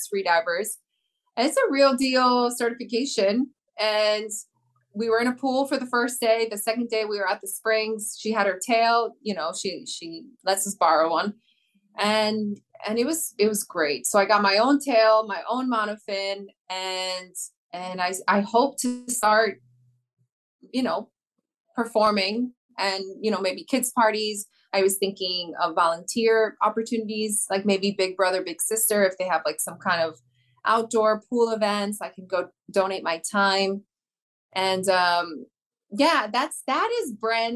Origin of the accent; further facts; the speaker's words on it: New York, United States; born and raised in New York